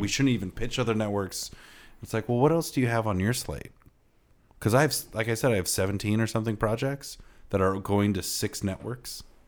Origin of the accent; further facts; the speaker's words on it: Iowa, United States; I'm from Iowa and Midwestern